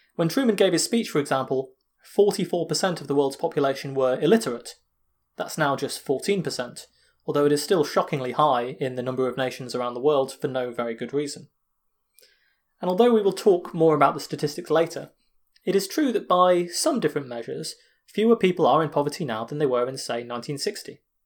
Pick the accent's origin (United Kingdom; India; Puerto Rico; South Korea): United Kingdom; me as a British guy